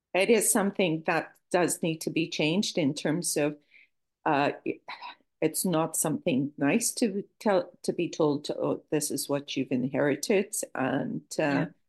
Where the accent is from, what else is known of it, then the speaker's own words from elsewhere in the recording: Toronto, Ontario, Canada; accent: Canadian; moved away as an adult; also born or lived in Lisbon, Portugal / Edinburgh, Scotland; now in Portugal; I was uh, raised in Toronto, Canada, and lived there